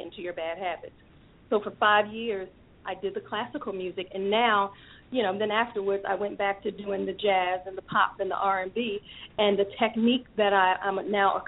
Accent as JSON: {"language": "English", "town": "Baltimore", "region": "Maryland", "country": "United States", "tie": "born or raised there", "said": "I'm born and raised in Baltimore, Maryland."}